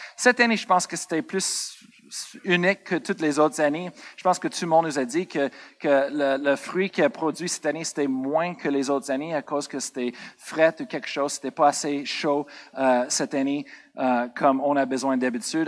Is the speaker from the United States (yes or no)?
yes; United States; moved away; Moi, je viens des États-Unis